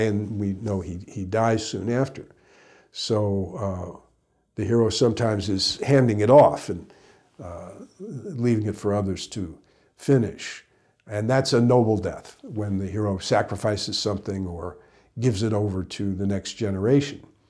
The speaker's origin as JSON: {"language": "English", "region": "Midwest", "country": "United States", "tie": "born or raised there", "said": "growing up in the Midwest."}